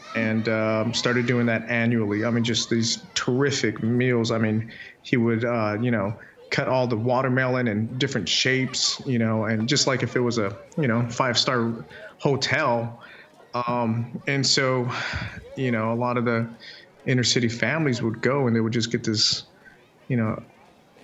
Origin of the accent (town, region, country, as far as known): Chandler, Arizona, United States; born or raised there